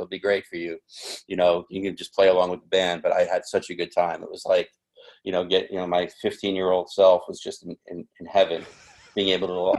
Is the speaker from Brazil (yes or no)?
no; New York, United States; I grew up in New York